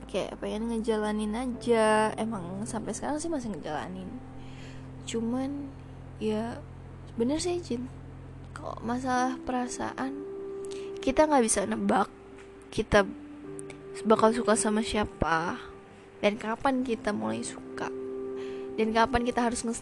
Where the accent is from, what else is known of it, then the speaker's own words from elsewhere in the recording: Padang, West Sumatra, Indonesia; padahal gue orang Padang